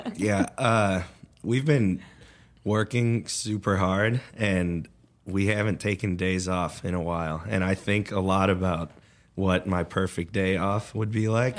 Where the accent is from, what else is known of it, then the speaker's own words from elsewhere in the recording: Chicago suburbs, Illinois, United States; also born or lived in Colorado; now in Oklahoma, United States; I'm from the Chicago suburbs.